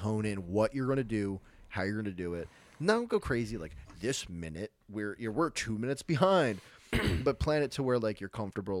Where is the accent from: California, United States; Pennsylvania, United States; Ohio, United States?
Pennsylvania, United States; Philadelphia; we're from Philly area